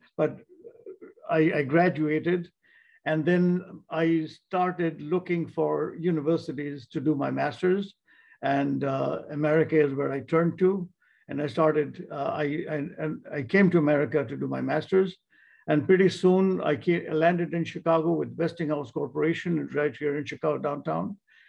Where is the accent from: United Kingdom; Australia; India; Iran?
India; born there; Very briefly, I was born in India.